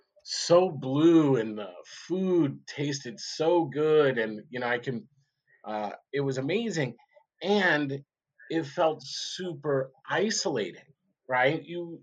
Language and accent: English; Long Beach, California, United States; moved away; also born or lived in Eugene, Oregon; I grew up in Long Beach, California, in the Reagan era